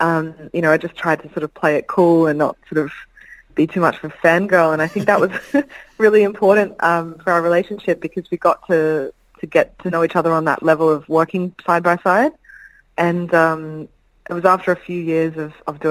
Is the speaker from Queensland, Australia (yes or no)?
yes; Brisbane, Queensland, Australia; growing up in Brisbane